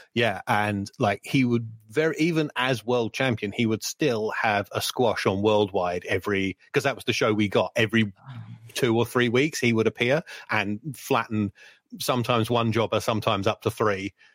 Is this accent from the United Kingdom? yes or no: yes; United Kingdom; growing up on British wrestling as I did